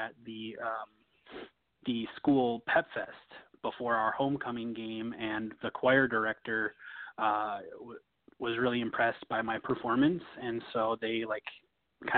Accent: Minnesota, United States; moved away as an adult; also born or lived in Tennessee; I was from Minnesota, and we both ended up going to the University of Tennessee, Knoxville

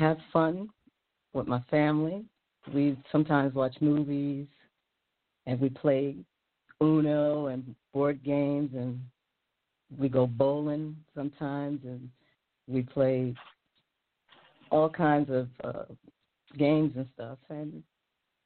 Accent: New York City, New York, United States; also born or lived in Harlem, New York; I'm from the Bronx. I was raised in Harlem and raised in the Bronx as well. I was born in Harlem as well

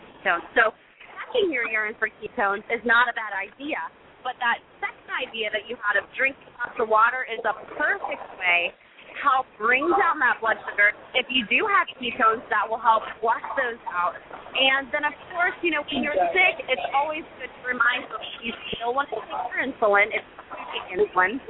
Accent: Ohio, United States; I'm also from Ohio

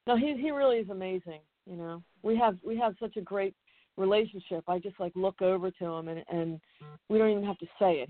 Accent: Collingswood, New Jersey, United States; also born or lived in Spain / Philadelphia; from about six, uh, I grew up in Jersey in Collingswood

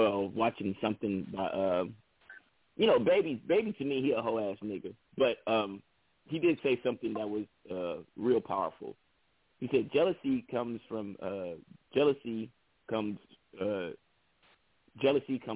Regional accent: Bay Area, California, United States; I was a unknown artist from the Bay Area

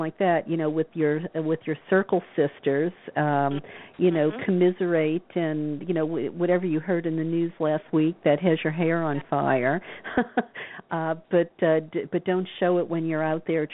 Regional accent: the South, United States; growing up in the South

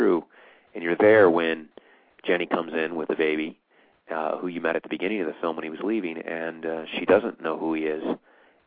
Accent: Decatur, Illinois, United States; moved away; also born or lived in Los Angeles; I went back to my hometown of Decatur, Illinois

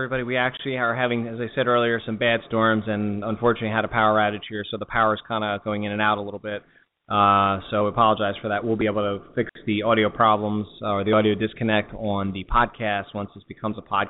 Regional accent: Delaware area, United States; moved away as an adult; also born or lived in Northern Virginia / Philadelphia; I'm originally from the Delaware area

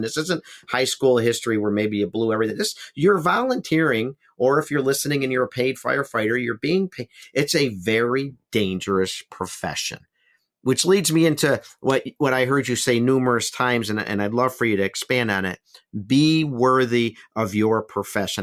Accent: Buffalo, New York, United States; my own hometown, Buffalo, New York

